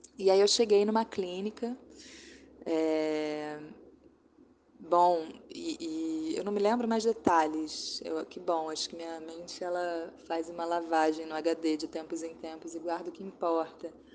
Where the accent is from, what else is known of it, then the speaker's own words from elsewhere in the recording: Brazil; moved away as an adult; now in France; eu sou, não sou daqui, eu não sei se isso é normal, mas você me liga 10 da noite, eu não acho que isso é normal, de onde eu venho isso não é normal